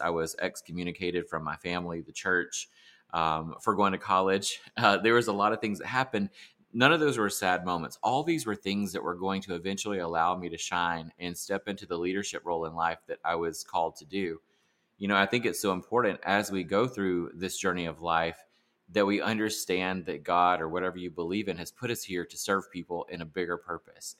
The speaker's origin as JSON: {"language": "English", "region": "South Carolina", "country": "United States", "tie": "born or raised there", "said": "I grew up in South Carolina"}